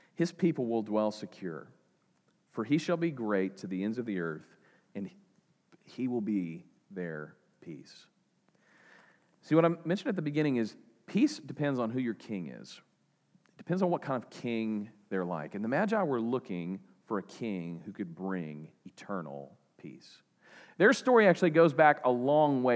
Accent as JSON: {"language": "English", "region": "eastern Oklahoma", "country": "United States", "said": "I'm from eastern Oklahoma."}